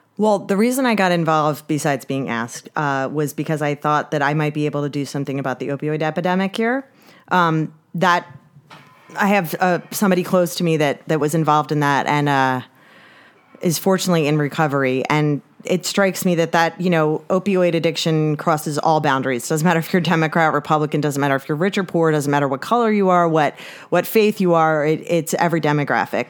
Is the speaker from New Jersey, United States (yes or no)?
yes; Upper Township, New Jersey, United States; I grew up in Upper Township and went to, you know, went to school through Upper Township, went to Ocean City High School, and, uh, yeah, this is where I'm from